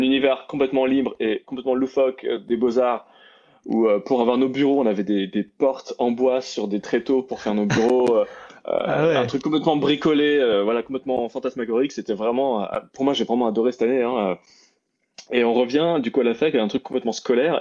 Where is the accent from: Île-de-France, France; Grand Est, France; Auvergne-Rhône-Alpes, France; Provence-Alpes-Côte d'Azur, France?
Grand Est, France; Strasbourg; né à Strasbourg, j'ai grandi toute ma vie en Alsace